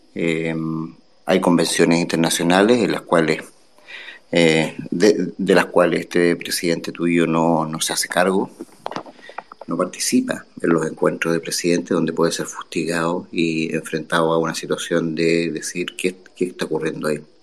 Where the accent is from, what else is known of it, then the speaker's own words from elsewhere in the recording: Chile; Yo soy chileno.